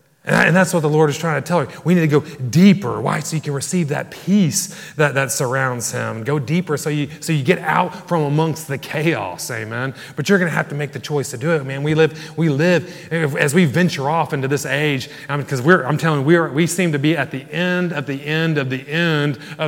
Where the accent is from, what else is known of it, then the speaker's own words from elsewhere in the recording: Ireland; And probably not because we're from Ireland, amen?